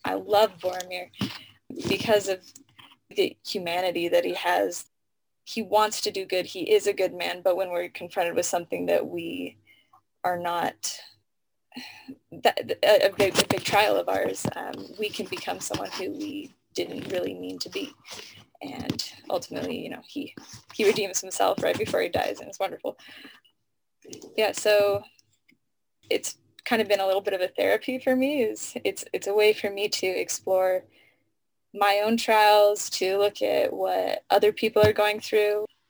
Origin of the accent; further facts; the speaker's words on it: Tucson, Arizona, United States; moved away; I'm originally from Tucson, Arizona.